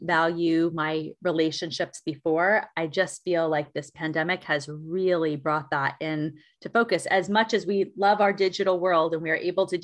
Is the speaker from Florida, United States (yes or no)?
no; New York, United States; I am a New Yorker through and through.